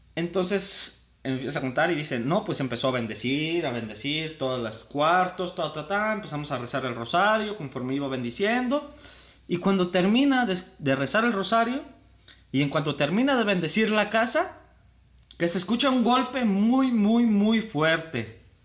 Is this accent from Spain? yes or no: no; San Martín, Mexico